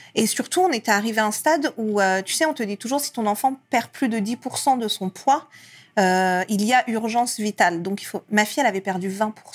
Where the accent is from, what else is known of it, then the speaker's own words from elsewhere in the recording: France; also born or lived in Iran; ma mère est arrivée avec moi quand j'avais un an en France. Et j'ai vécu ensuite toute ma vie euh, ici